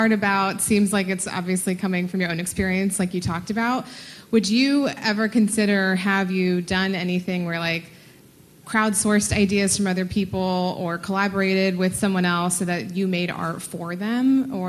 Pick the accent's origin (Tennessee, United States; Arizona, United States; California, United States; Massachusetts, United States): California, United States; San Diego; now in New York City, United States; I live here. I'm from San Diego.